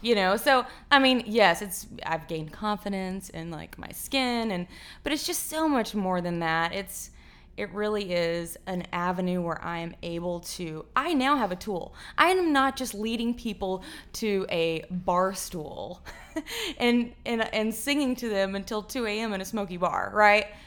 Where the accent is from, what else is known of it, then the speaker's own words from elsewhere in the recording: Fort Worth, Texas, United States; I grew up in Far Worth, Texas